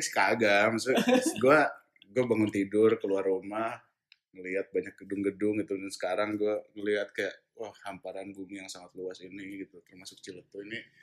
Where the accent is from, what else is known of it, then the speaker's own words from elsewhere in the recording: Jakarta, Indonesia; gue kan besar di Jakarta